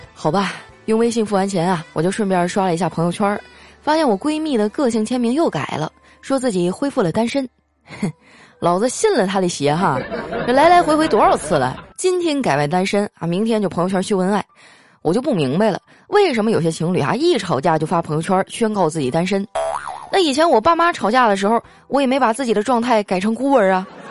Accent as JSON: {"language": "Chinese", "region": "Northeast China", "country": "China", "tie": "born or raised there", "moved": "yes", "said": "好久都没吃家乡菜了， 就挑一东北菜馆儿"}